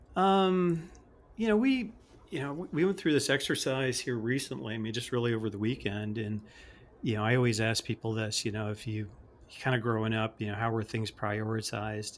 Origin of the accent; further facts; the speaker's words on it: Chicago, Illinois, United States; I grew up in the Chicagoland area